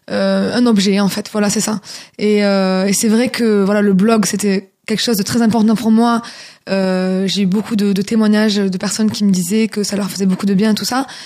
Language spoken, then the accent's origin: French; France; j'ai commencé à avoir des opportunités en tant que française qui parle chinois et qui chante chinois.